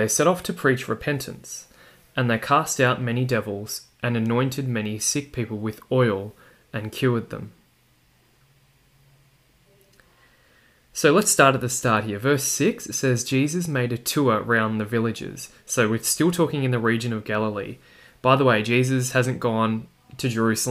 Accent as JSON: {"language": "English", "country": "Australia", "said": "my accent that you can probably hear, that I'm from Australia"}